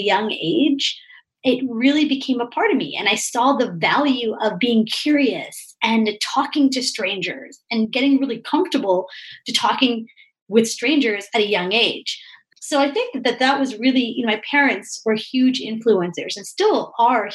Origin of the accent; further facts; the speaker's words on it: Toronto, Ontario, Canada; I'm from Toronto, Canada